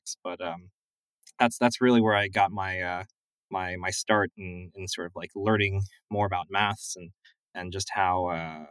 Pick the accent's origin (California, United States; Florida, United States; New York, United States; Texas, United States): California, United States; San Diego; I was growing up in San Diego